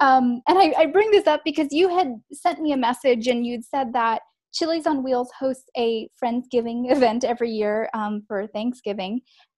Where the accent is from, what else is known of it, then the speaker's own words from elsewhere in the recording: Long Island, New York, United States; I grew up on Long Island in New York, and I didn't even know that there were jails and prisons on Long Island or in New York, because I grew up in a more like upper middle class area